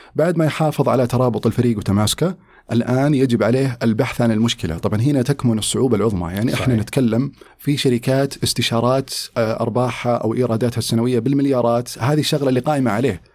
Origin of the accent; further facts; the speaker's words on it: Riyadh, Riyadh Province, Saudi Arabia; moved away as an adult; also born or lived in United States; ولدت وترعرعت في الرياض